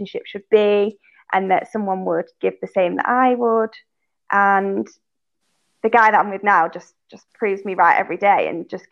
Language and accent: English; Manchester, North West England, United Kingdom; moved away as an adult; also born or lived in London; I'm actually from Manchester in the north, and I moved down to London in the south